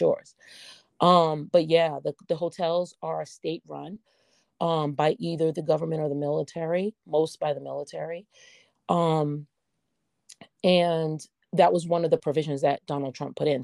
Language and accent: English; New York, United States; I'm from New York